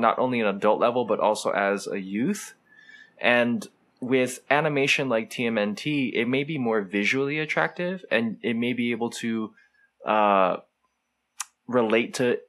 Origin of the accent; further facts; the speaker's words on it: Hawaii, United States; us growing up in Hawaii, where it's just culturally diverse